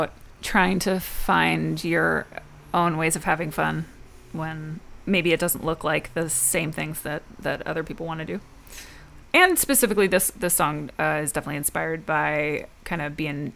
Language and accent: English; New Jersey, United States; now in Los Angeles, United States; I'm from New Jersey.